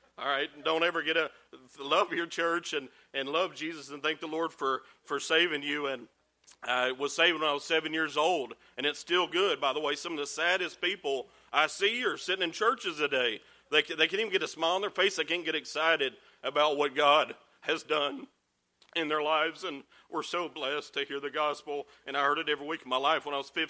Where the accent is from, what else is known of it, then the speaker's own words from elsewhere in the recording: Georgia, United States; also born or lived in Chattanooga, Tennessee; I was born in Chattanooga, Tennessee, raised in Georgia since I was three